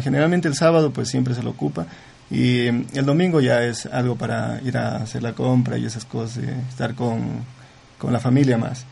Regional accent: Zamora-Chinchipe, Ecuador; yo soy de Zamora

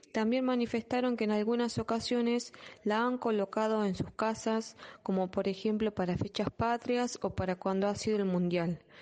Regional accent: Argentina; lo que es para nuestro país

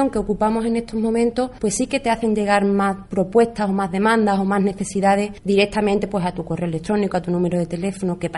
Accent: Jerez de los Caballeros, Extremadura, Spain; soy de Jerez de los Caballeros y allí lo único que habíamos conocido los jóvenes había sido años de socialismo.

